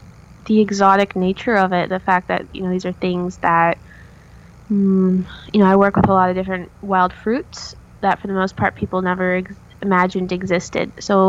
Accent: Oregon, United States; I'm originally from Oregon. And we got hit really hard by the recession in the area that I was living at the time.

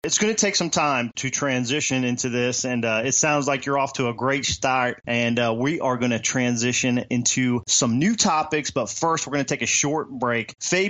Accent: Virginia, United States; We didn't grow up too far from one another. That's exactly right. Virginia and Maryland, neighboring places

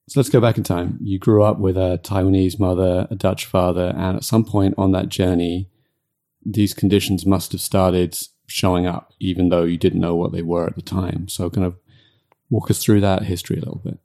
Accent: United Kingdom; I'm British

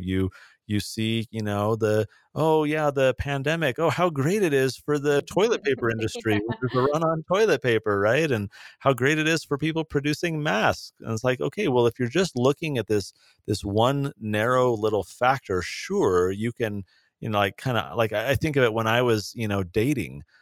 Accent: San Diego, California, United States; moved away; I grew up in San Diego

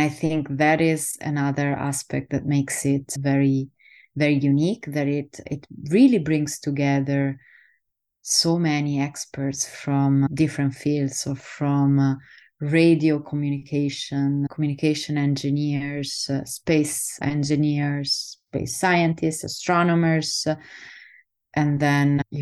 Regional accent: Southern Italy, Italy; moved away; also born or lived in Netherlands

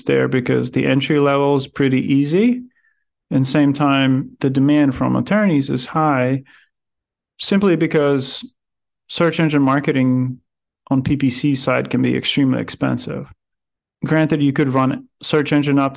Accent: Riga, Latvia; moved away as an adult; also born or lived in Powell, Wyoming; I'm originally from Riga, Latvia

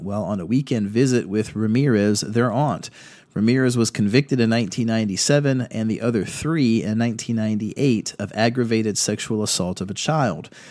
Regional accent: Virginia Beach, Virginia, United States; also born or lived in Fredericksburg, Virginia; I was raised in Virginia Beach

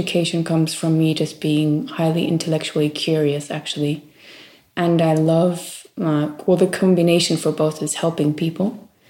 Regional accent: Maui, Hawaii, United States; Well, I think growing up in Maui, Hawaii is, of course, something very different than...

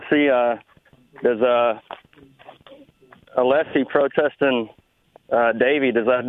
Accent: Texas, United States; I'm from Texas

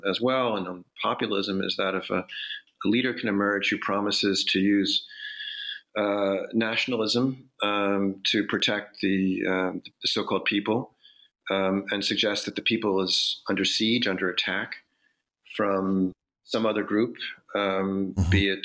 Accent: United States; also born or lived in Prague; an American liberal

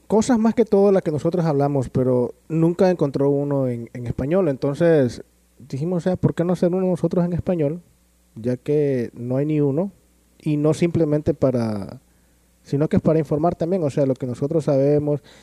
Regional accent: El Salvador; now in Los Angeles, United States; soy de El Salvador también, se me olvidó que decir, comentar eso, soy de El Salvador.

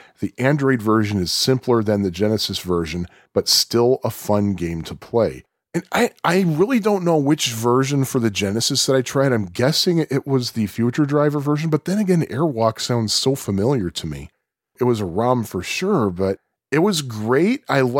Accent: Puerto Rico; I first played Pac-Man at timeout at my hometown in Puerto Rico.

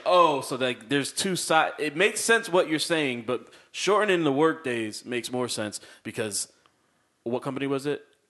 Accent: Waterbury, Connecticut, United States; moved away; I'm from Waterbury.

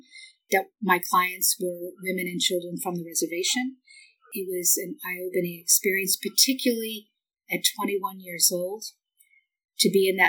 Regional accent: Boston, Massachusetts, United States; now in Los Angeles, United States; I grew up outside of Boston. I've lived a lot of different places, both in the United States and overseas, but my initial upbringing was in Boston. I was a public school kid

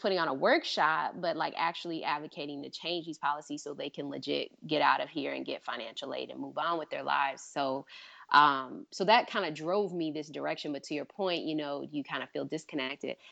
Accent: Michigan, United States; I'm from Michigan

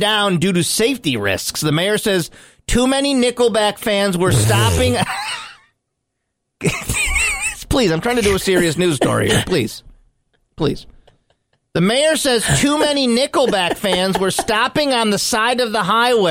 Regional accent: Oswego County, New York, United States; We grew up on Ennis Ave

